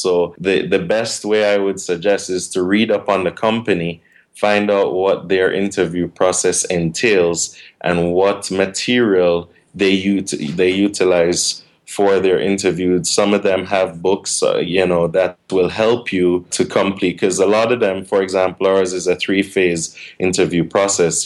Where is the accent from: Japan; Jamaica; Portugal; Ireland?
Jamaica; moved away as an adult; also born or lived in Washington State; now in United States; when I was in Jamaica, which is my hometown. I'm originally from Jamaica